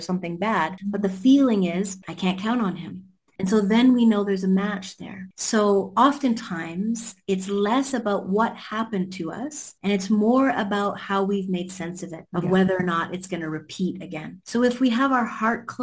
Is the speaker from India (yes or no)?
no; Canada; because I'm from Canada.